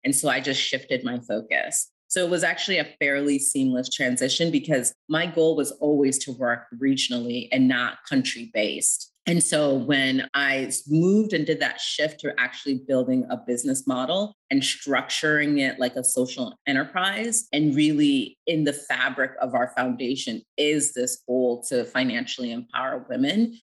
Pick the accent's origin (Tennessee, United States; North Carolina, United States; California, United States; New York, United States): New York, United States; upstate; I grew up in upstate New York